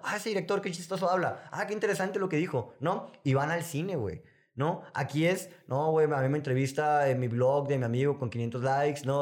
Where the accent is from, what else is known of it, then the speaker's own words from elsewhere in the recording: Sonora, Mexico; yo soy de Sonora